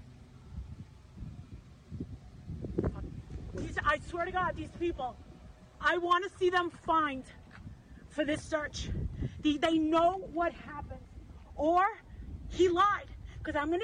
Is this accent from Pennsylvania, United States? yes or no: yes; Hershey, Pennsylvania, United States; Hershey, Pennsylvania.